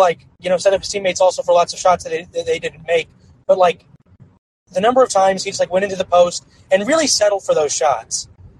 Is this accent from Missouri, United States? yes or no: yes; Missouri, United States; Where I was born was not a place with, it was like near any NBA. I'm from Missouri